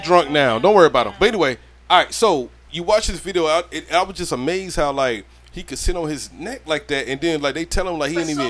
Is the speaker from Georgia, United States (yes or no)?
yes; Brunswick, Georgia, United States; also born or lived in St. Simons Island, Georgia; He got shot at Brunswick, Georgia, where I'm from.